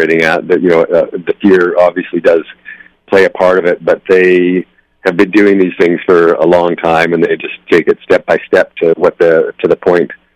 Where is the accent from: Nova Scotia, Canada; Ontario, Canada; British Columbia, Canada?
British Columbia, Canada; Nelson; I'm from Nelson, British Columbia. It's in the interior of British Columbia. It's a small town in the mountains there.